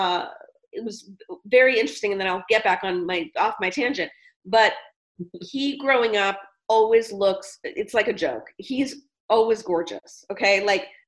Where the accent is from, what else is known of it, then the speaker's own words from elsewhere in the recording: Portland, Oregon, United States; I was born in Portland, Oregon